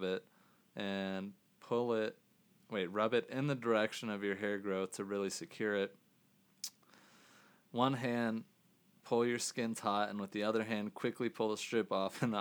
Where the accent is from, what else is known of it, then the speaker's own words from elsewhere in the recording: Scotland, United Kingdom; I'm Scottish.